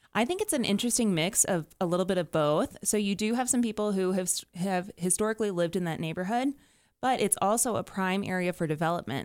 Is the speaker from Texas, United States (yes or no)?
yes; Dallas-Fort Worth area, Texas, United States; now in Denver, United States; I'm from the Dallas-Fort Worth area